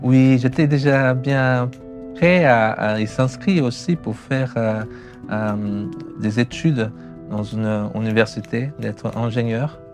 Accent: São Paulo, Brazil; born or raised there; French is a second language; moved away as an adult; also born or lived in Chalon-sur-Saône, France; now in France

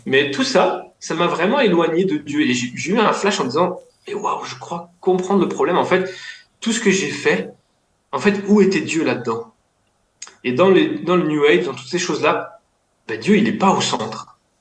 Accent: Lyon, Auvergne-Rhône-Alpes, France; je viens de Lyon

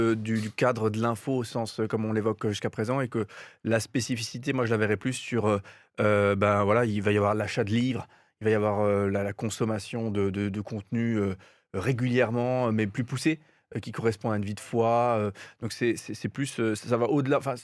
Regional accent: Alsace, Grand Est, France; chez nous en Alsace

